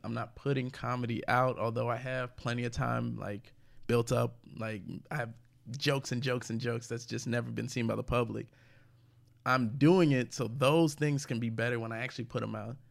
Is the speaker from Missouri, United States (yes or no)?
yes; St. Louis, Missouri, United States; moved away; also born or lived in Houston; I grew up in St. Louis